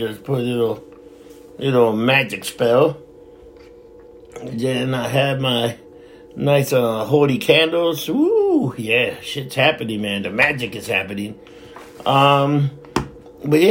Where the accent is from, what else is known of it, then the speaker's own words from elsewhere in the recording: New York City, New York, United States; I was born and raised in New York City